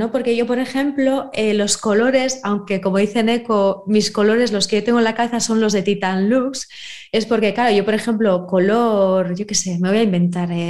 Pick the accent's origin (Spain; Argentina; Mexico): Spain; Bermeo, Basque Country; Yo, por ejemplo, Bermeo, eh, mi pueblo, sí me acuerdo.